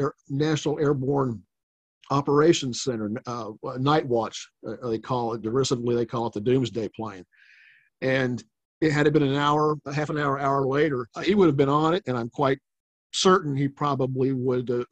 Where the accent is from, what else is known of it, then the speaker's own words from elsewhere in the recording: Oklahoma City, Oklahoma, United States; also born or lived in Washington, D.C.; now in Oklahoma City, United States; I'm from Oklahoma City originally. I wasn't living here at the time. I was in D.C. for 17 years